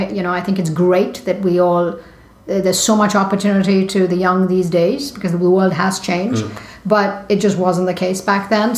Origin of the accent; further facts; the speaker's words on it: India; moved away; I grew up in India in the 70s